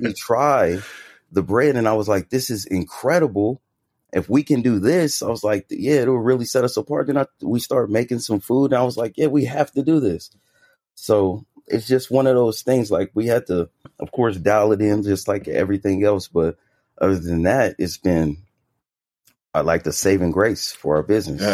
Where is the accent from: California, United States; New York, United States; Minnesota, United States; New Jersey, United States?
California, United States; Bay Area; now in Las Vegas, United States; I'm actually from the Bay Area, California.